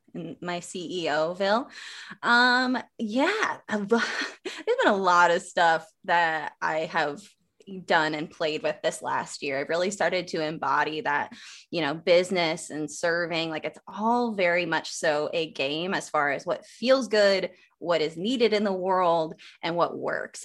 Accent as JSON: {"language": "English", "region": "Wisconsin", "country": "United States", "tie": "born or raised there", "said": "small, small, small town, like, very small town, Wisconsin, like, down the street from Amish"}